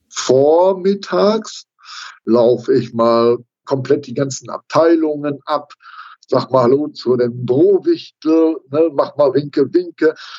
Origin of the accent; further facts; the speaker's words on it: Dorsten, North Rhine-Westphalia, Germany; in meinem Heimatort in Dorsten